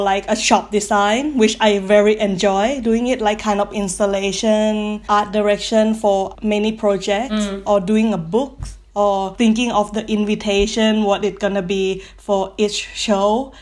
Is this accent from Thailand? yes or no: yes; Thailand; now in Paris, France; I'm from Thailand. That's why we have all long surname.